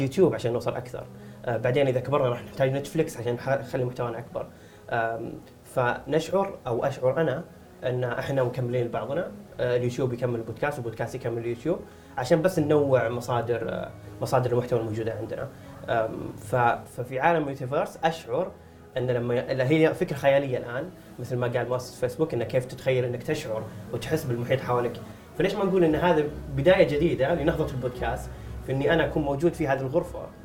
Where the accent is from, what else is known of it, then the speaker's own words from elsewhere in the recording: Saudi Arabia; عندنا في السعوديه